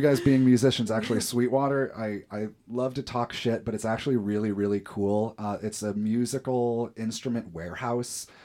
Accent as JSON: {"language": "English", "town": "Fort Wayne", "region": "Indiana", "country": "United States", "said": "we're from Fort Wayne"}